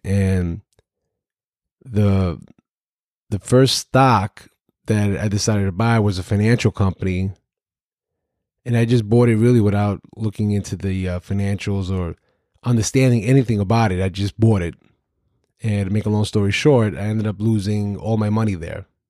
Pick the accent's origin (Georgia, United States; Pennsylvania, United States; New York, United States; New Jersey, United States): New York, United States; New York City; I grew up in Brooklyn, New York, in the housing developments